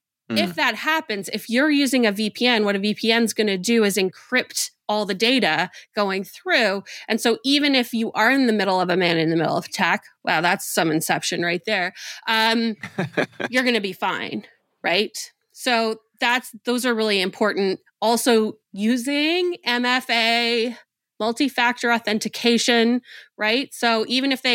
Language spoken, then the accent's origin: English; Winnipeg, Manitoba, Canada; I grew up in Winnipeg, Manitoba, Canada